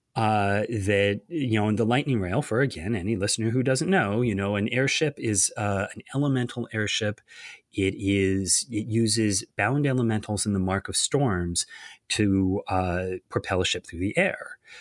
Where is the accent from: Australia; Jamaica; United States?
United States; Ithaca, New York; moved away; visiting my, my hometown of, uh, Ithaca, New York